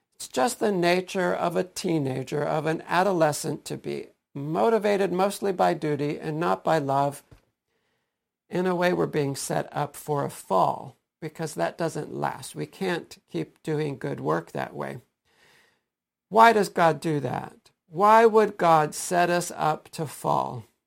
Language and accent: English; Stow, Ohio, United States; my own experiences in public school growing up in Stowe